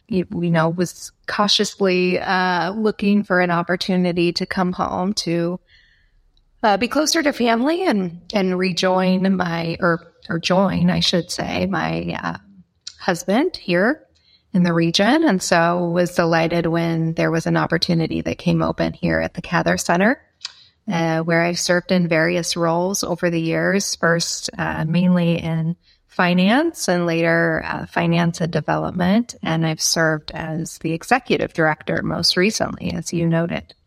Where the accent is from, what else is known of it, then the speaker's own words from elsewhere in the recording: Nebraska, United States; I was born and raised in Nebraska, where I still reside.